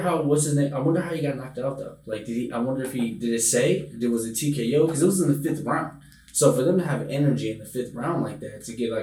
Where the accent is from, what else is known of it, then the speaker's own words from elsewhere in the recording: Oakland, California, United States; I say I'm from Oakland